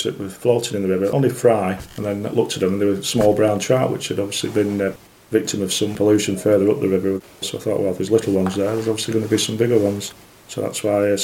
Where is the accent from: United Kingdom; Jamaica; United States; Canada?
United Kingdom; the Ribble and the Darwen, North West England; I grew up fishing on the Ribble and the Darwen when I was younger